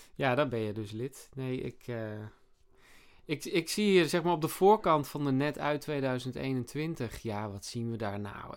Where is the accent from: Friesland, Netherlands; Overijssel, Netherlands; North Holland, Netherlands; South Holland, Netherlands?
Friesland, Netherlands; Sneek; ik heb vroeger in Sneek, waar ik ben opgegroeid, daar heb ik ook op tennis gezeten